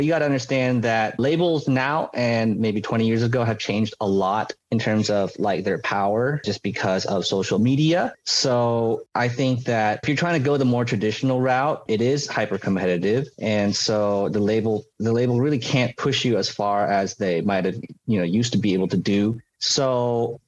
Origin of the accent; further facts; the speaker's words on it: United States; also born or lived in Taiwan; I am Asian American and I am very Asian American